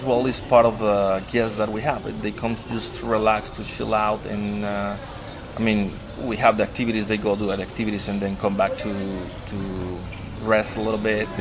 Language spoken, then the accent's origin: English; Ensenada, Baja California, Mexico; now in Loreto, Mexico; I'm actually not from Loreto. I'm from Ensenada.